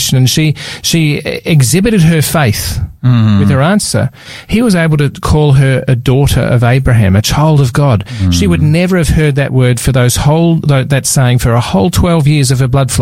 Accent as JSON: {"language": "English", "town": "Melbourne", "region": "Victoria", "country": "Australia", "said": "I was from Melbourne"}